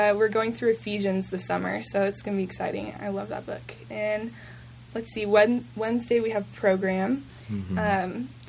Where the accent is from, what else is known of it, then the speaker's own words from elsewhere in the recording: Moscow, Idaho, United States; born there; now in Moses Lake, United States; My family currently lives in Moses Lake, Washington, but I was born in Moscow, Idaho, and we've moved around quite a bit.